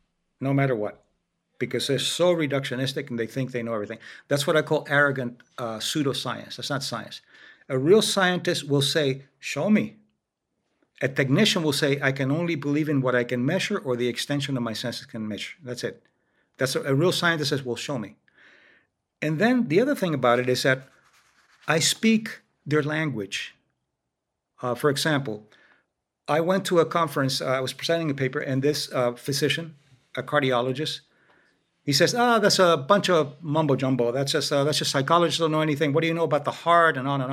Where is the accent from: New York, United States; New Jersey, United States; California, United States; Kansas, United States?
New York, United States; also born or lived in Miami, Florida; I grew up in New York and Miami. In New York, I was living as a child in an Irish-German neighborhood. There weren't a lot of Spanish at the time.